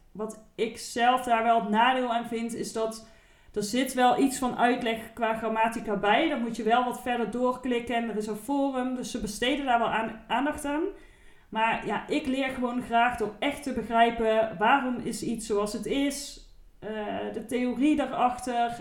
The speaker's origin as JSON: {"language": "Dutch", "town": "Eindhoven", "region": "North Brabant", "country": "Netherlands", "said": "in Eindhoven, waar ik vandaan kom"}